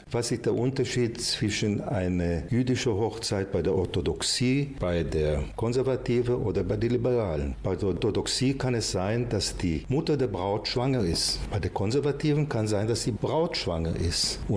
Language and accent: German; Israel; moved away as an adult; also born or lived in Lübeck, Germany; now in Krefeld, Germany; Bin ich in Lübeck geboren. Die sind mit mir nach Israel, als ich klein war, ausgewandert. In Israel habe ich glücklicherweise eine Krefelderin kennengelernt, die zu Besuch gekommen ist. Und so bin ich nach Krefeld wiedergekommen